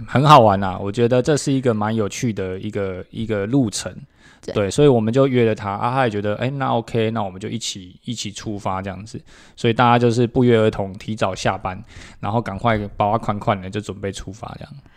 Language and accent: Chinese; Taipei, Taiwan; moved away as an adult; now in Taichung, Taiwan; 因为我是一个台北人